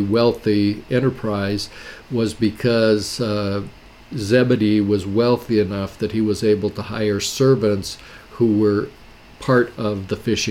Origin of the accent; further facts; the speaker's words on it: Wyoming, United States; moved away as an adult; also born or lived in Elk Grove, California; I grew up in Wyoming